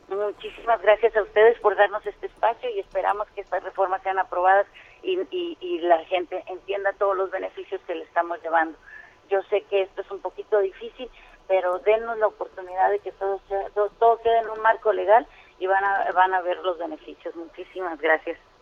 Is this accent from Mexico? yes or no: yes; Campeche, Mexico; yo vengo de Campeche